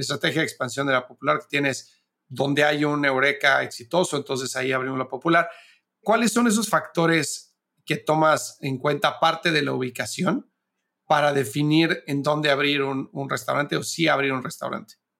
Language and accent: Spanish; Mexico; moved away as an adult; now in United States; siendo mexicano de Estados Unidos, yo llevo viviendo acá 13 años